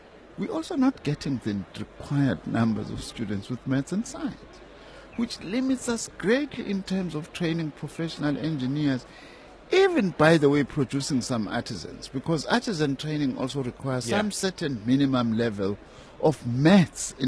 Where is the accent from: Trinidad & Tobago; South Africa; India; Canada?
South Africa; In my hometown, in Tambuza, for instance, I've just built a rendezvous